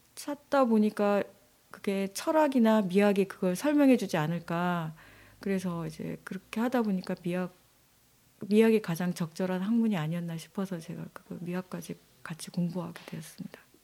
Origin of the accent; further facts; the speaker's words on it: Jeju, South Korea; moved away as an adult; also born or lived in Seoul; 제가 어 제주에서 나고 자라서 이게 잠깐 서울에서 좀 있었다가 네. 또 다시 제주도로 오게 됐는데